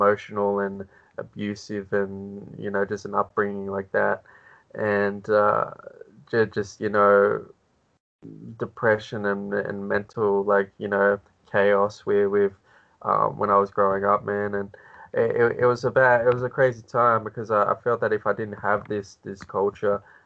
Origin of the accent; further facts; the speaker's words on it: Australia; being Australian